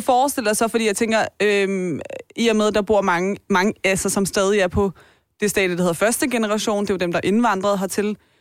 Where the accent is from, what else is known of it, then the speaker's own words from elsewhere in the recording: Taastrup, Capital Region of Denmark, Denmark; jeg er jo vokset op på Vestegnen